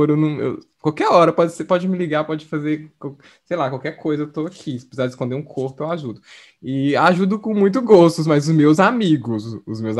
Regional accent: South Korea; Portuguese is a second language; Dá pra, não sei se dá pra entender, porque eu sou coreano.

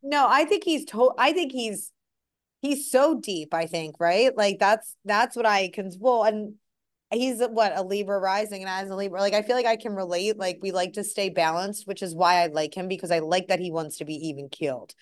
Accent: Philadelphia, Pennsylvania, United States; just as a Philadelphian and as an Eagles, like, a lifelong Eagles fan

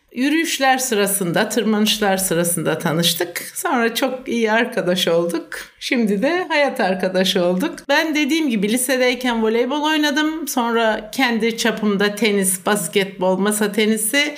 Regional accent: Aksaray, Aksaray Province, Turkey; also born or lived in İzmir / Ankara; Aksaraylıyım. Eczacıyım. Doğma büyüme, ilkokulu, ortaokulu Aksaray'da okudum.

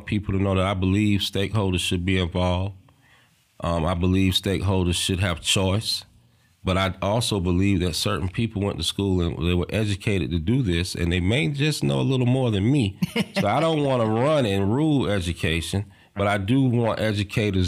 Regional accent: the South, United States; accent: Southern; my Southern accent

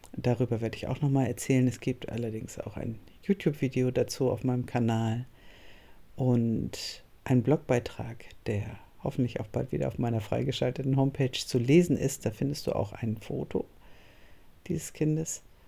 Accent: Northern Germany, Germany; moved away as an adult; also born or lived in Cologne; ich komme aus Norddeutschland

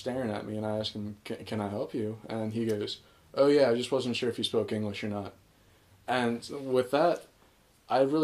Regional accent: Ocean City, United States; first language Spanish; English is a second language; also born or lived in Guadalajara, Mexico; I actually grew up here in Ocean City

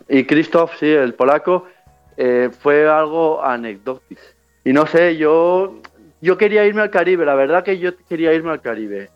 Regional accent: Spain; a la mía, a la española

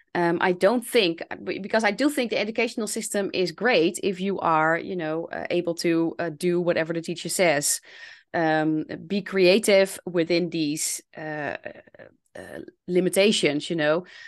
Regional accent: Netherlands; accent: Dutch; English is a second language; I'm someone from the Netherlands. Yes. I'm Dutch. So you can hear that I'm Dutch.

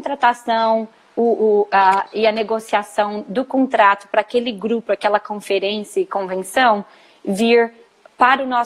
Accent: Minas Gerais, Brazil; moved away as an adult; also born or lived in Colorado, United States; now in Fort Lauderdale, United States; Sou mineira, nasci numa cidadezinha pequena de Minas Gerais. Fiz faculdade de turismo em Juiz de Fora, na ah, UFJF. E logo após que eu me formei, na verdade, um pouquinho antes, eu me mudei para os Estados Unidos.

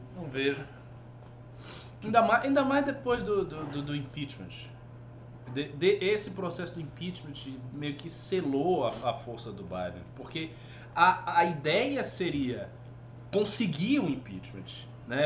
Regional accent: Northeast Region, Brazil; eu sou nordestino, eu sou muçulmano

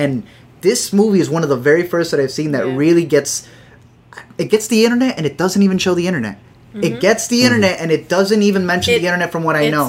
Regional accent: Illinois, United States; you're from New York, we're from Illinois

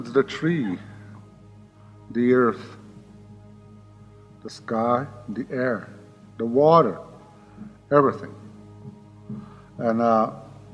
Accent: Pine Ridge Indian Reservation, South Dakota, United States; I was born on the Pine Ridge Indian Reservation and lived there all my life

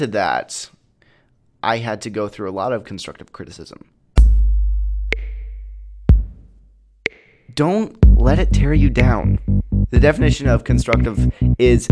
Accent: Peoria, Illinois, United States; I'm a filmmaker from Peoria, Illinois

